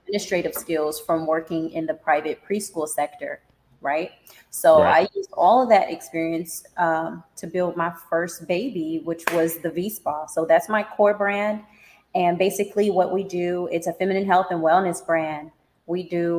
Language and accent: English; California, United States; moved away as an adult; also born or lived in Nevada; I'm originally from Cali